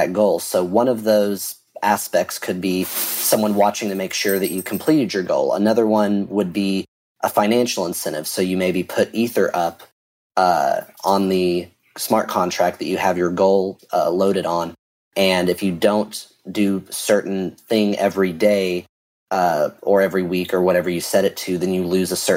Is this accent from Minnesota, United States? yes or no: no; Texas, United States; I'm a developer from Texas